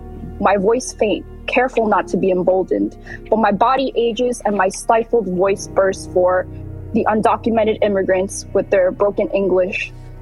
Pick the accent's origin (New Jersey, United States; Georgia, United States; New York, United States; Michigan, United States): New York, United States; New York City; also born or lived in South Korea; I've been going to public schools, New York public schools, like my entire life. I've been in this country. I've been residing here for over 20 years. I speak English. I speak Korean.